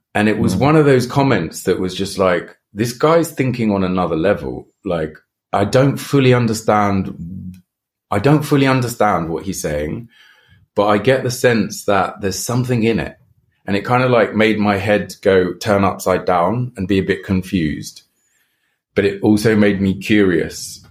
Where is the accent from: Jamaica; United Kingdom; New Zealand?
United Kingdom; England; moved away; also born or lived in Brazil; I come from England, we talk in very monotone and quite like a low level